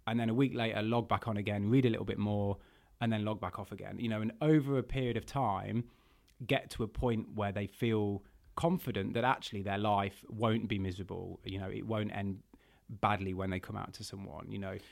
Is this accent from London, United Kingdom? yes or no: no; Burton upon Trent, West Midlands, United Kingdom; my hometown of Burton on Trent